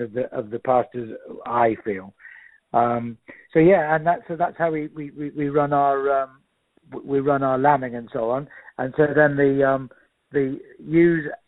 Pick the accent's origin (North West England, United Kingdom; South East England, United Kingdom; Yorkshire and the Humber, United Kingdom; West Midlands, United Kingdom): West Midlands, United Kingdom; Shropshire; moved away as an adult; now in Doylesburg, United States; we've always grown up with, being from Britain in Shropshire.